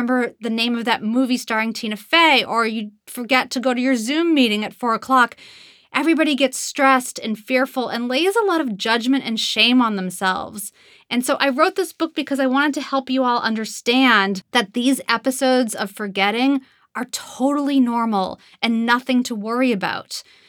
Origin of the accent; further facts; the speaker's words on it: Boston, Massachusetts, United States; accent: Boston; I'm originally from Boston and had a Boston accent for most of my young life.